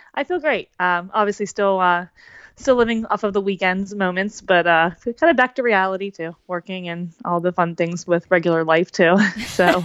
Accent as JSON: {"language": "English", "region": "New Jersey", "country": "United States", "said": "I'm from New Jersey"}